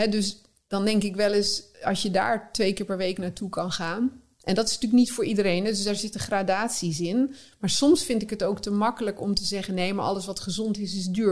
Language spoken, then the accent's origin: Dutch; North Brabant, Netherlands; moved away; ik kwam uit Brabant